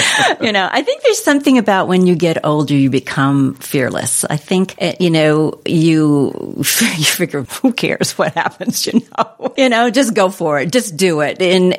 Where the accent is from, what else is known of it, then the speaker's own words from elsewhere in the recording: New Jersey, United States; moved away as an adult; now in California, United States; I grew up on the East Coast in New Jersey, actually, and the New Jersey shore. But I always wanted to be in California and be a California girl. And eventually, later on in life, I arrived here